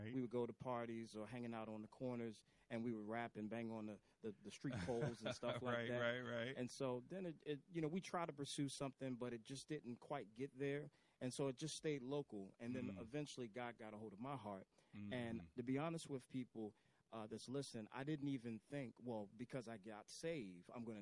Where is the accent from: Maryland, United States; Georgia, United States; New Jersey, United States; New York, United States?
Maryland, United States; Baltimore; I am born in Baltimore, raised in East Baltimore